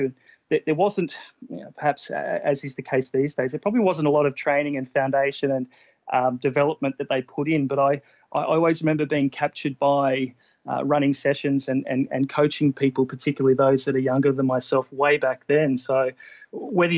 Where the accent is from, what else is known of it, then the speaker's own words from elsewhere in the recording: down south in Australia, southern Australia, Australia; moved away as an adult; also born or lived in Brisbane; now in Japan; I grew up down south in Australia, which is, as you know, AFL heartland